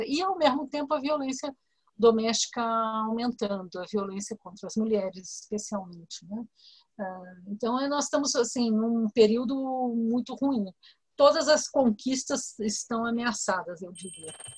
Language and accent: Portuguese; São Paulo, Brazil; Eu sou de São Paulo, aqui no estado de São Paulo